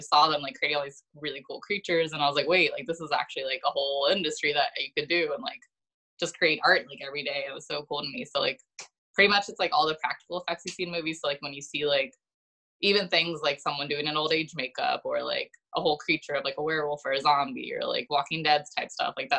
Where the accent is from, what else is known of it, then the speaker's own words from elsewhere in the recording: Rockville, Maryland, United States; moved away as an adult; now in Los Angeles, United States; I'm from Maryland originally in Rockville and like the DC area